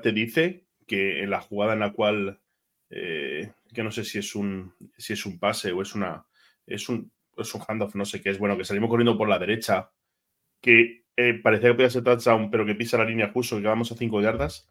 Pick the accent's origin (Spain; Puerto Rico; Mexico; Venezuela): Spain; Madrid, Community of Madrid; como madrileño que soy, creo que soy el único madrileño